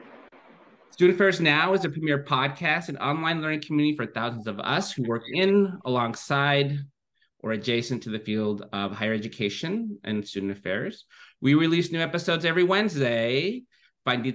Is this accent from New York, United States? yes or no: no; Livermore, California, United States; recording this episode from my hometown, Livermore, California